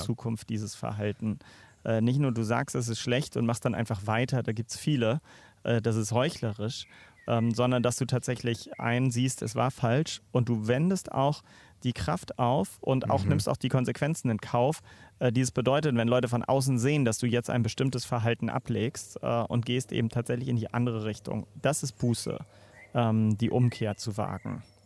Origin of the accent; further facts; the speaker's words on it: Northern Germany, Germany; moved away; bin sogar als Norddeutscher